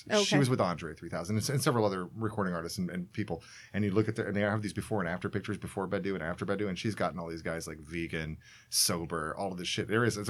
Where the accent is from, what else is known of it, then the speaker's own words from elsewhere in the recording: Georgia, United States; I was born in Georgia.